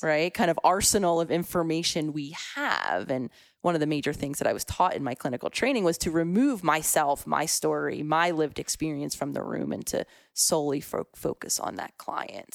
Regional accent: Philadelphia, Pennsylvania, United States; I was very much a city girl at heart, born and raised in Philadelphia

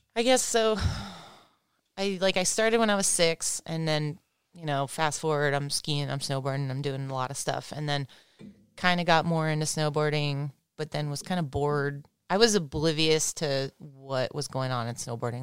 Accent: Big Bear, California, United States; also born or lived in Santa Barbara, California; I was born in Santa Barbara and we lived up in, like, the hippie hills in Santa Barbara and Tom Sims was a neighbor of ours up there. And I think my parents knew him from then, but then when we moved to Big Bear when I was, like, two

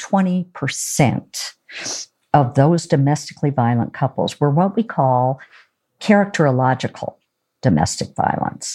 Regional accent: Oregon, United States; I'm from Oregon

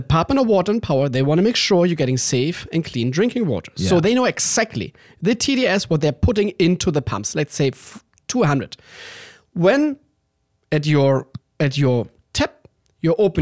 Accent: Danish border in Germany, Schleswig-Holstein, Germany; English is a second language; moved away as an adult; now in Los Angeles, United States; I'm from the Danish border in Germany

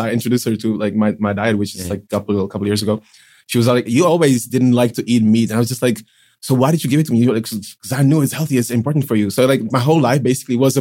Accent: Prague, Czechia; also born or lived in Pilsen; Like I'm living in Prague since I was four. Like growing up in Prague

